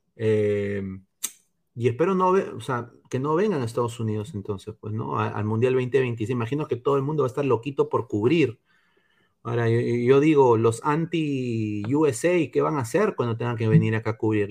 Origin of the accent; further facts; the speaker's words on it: Peru; moved away; como peruano en el extranjero